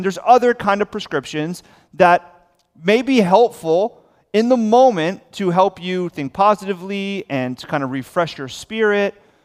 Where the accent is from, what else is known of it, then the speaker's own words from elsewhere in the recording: South Florida, United States; I'm born and raised in South Florida.